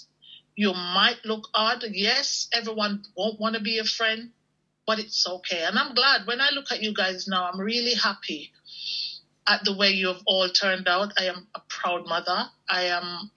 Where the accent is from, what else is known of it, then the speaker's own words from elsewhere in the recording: Jamaica; growing up in Jamaica in the West Indies, even though we were considered poor